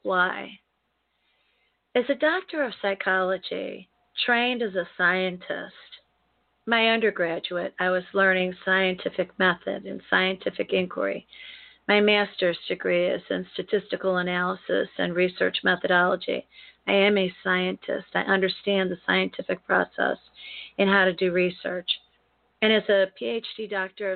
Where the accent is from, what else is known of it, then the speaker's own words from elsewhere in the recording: United States; as an American, born and bred here, raised here, lived in the United States